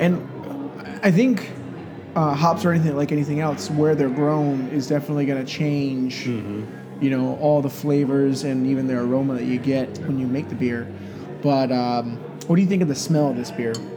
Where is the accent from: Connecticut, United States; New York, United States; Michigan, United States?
Michigan, United States; Grand Rapids; moved away; I'm from Grand Rapids, Michigan